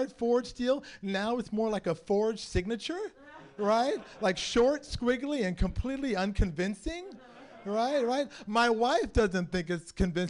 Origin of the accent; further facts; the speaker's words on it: San Francisco, California, United States; born and raised in San Francisco.